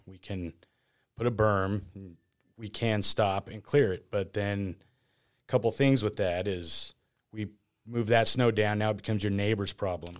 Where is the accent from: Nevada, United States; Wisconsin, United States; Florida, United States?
Nevada, United States; northern; Here, born and raised